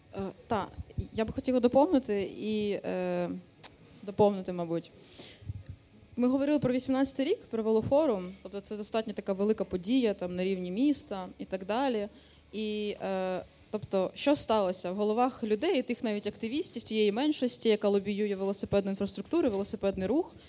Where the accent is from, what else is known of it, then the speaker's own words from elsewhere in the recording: Dnipro, Dnipropetrovsk Oblast, Ukraine; moved away as an adult; now in Ivano-Frankivsk, Ukraine; Я з Дніпра е, з 2000 13-го року чи 12-го року я велосипедна активістка в місті Дніпро